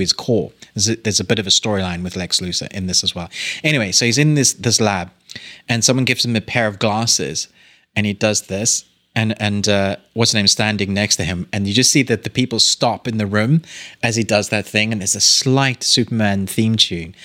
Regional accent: South Africa; I was born in South Africa

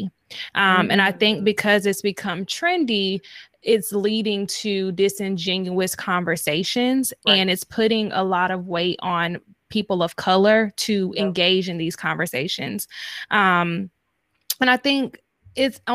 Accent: North Carolina, United States; moved away; I'm from North Carolina as well. And like, I feel like coming from a southern part of the country

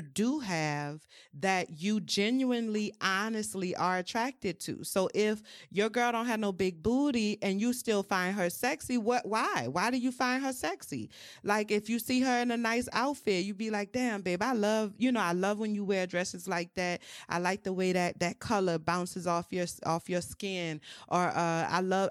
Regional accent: New Orleans, Louisiana, United States; I'm from New Orleans, um, born and raised.

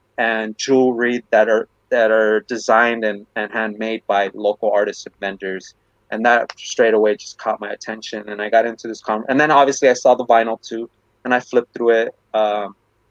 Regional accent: Bell, California, United States; I'm a Chicano from Bell

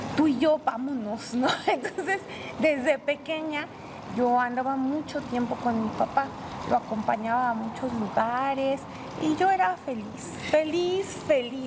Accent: Puebla, Mexico; Aquí en Puebla, soy poblana, poblana de hueso colorado

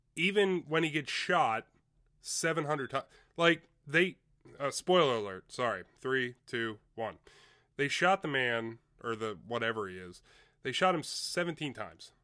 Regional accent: Chambersburg, Pennsylvania, United States; I'm from Chambersburg, run up in Altoona

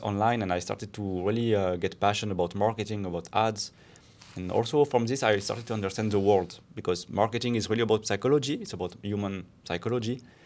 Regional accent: France; moved away as an adult; now in Barcelona, Spain; I'm from France, but, uh, I'm also Spanish now

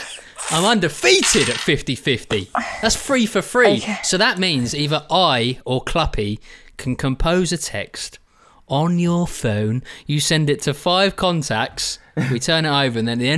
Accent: England, United Kingdom; I'm from England

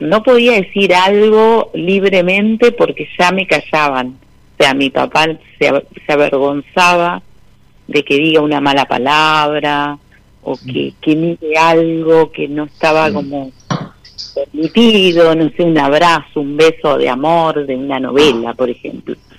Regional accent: La Plata, Buenos Aires Province, Argentina; Soy de La Plata

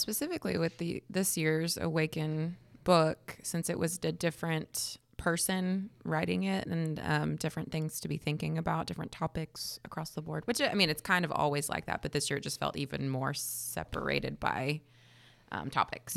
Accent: Kansas, United States; now in Texas, United States; I'm from Kansas

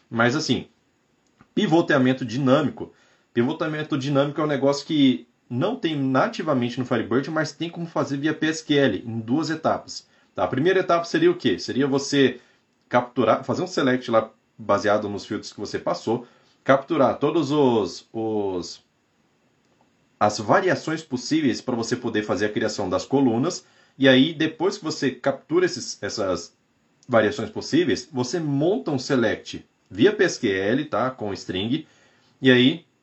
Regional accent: São Benedito, Ceará, Brazil; Sou de São Benedito, Ceará.

